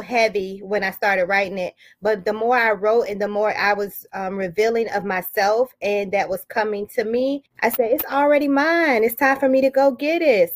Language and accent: English; Daytona Beach, Florida, United States; also born or lived in Detroit, Michigan; now in Chesapeake, United States; I have roots in Detroit, Michigan, but I am from Daytona Beach, Florida, and I currently reside in Chesapeake, Virginia.